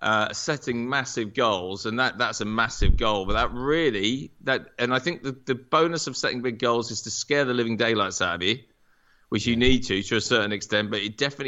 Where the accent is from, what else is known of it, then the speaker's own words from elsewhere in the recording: Norwich, East of England, United Kingdom; also born or lived in America; So I grew up in Norwich, went to university both here and in America, so really lucky with that.